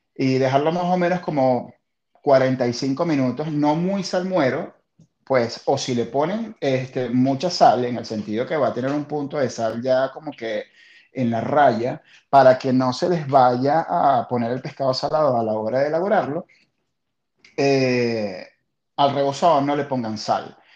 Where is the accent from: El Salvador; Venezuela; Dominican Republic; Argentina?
Venezuela; la venezolana, obviamente, que es la de mi tierra la que amo con locura